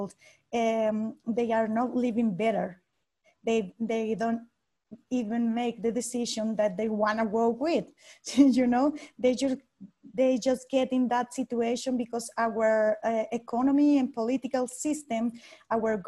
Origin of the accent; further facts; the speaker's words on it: Michoacán, Mexico; moved away as an adult; also born or lived in California; I grew up in Michoacán, which is the second or third state with more violence presence about the cartels.